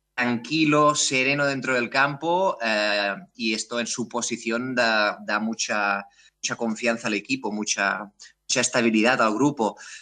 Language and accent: Spanish; Terrassa, Catalonia, Spain; also born or lived in Amsterdam, Netherlands; yo soy de aquí, de Tarrasa, aquí cerca de Barcelona